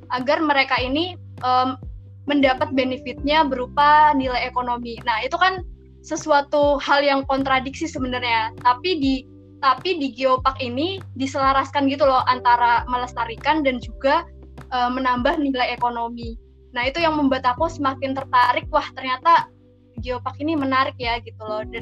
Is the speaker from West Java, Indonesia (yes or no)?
no; Kebumen, Central Java, Indonesia; aku asli orang Kebumen, dari Kebumen dan sekarang juga tinggalnya lagi di Kebumen.